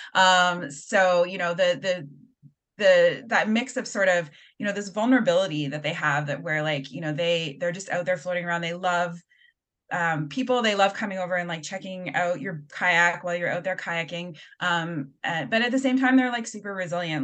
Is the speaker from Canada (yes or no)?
yes; Halifax, Nova Scotia, Canada; I grew up in Halifax.